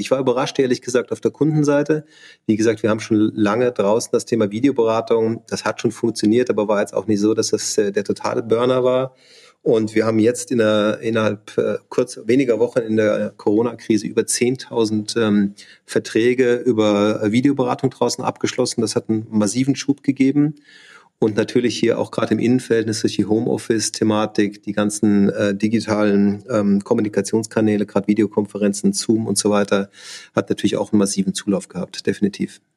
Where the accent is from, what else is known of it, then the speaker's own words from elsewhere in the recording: south of Munich, Bavaria, Germany; moved away as an adult; also born or lived in Augsburg / Schwäbisch Hall / Hamburg; ich bin im, im, in Bayern aufgewachsen, also im Süden von München